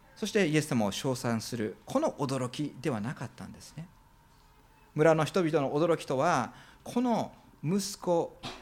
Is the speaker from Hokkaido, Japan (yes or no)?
no; Minoh, Osaka, Japan; now in Fukuoka, Japan; 私が育った大阪のですね箕面市というところは大阪の中でも一番北に位置してですね